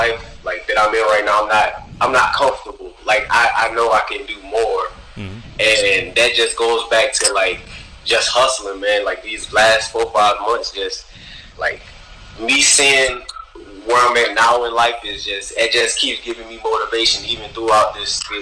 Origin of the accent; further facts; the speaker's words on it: Louisiana, United States; now in Houston, United States; I'm from Louisiana, and like where I'm from, like, our music generated, like, it started from jazz.